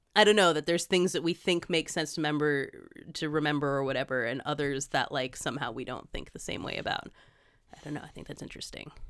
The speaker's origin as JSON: {"language": "English", "country": "United States", "said": "being an American"}